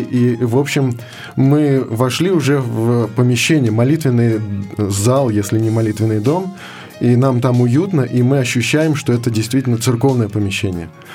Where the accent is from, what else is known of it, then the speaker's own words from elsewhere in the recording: Moscow, Russia; я родился в Москве, в семье неверующих людей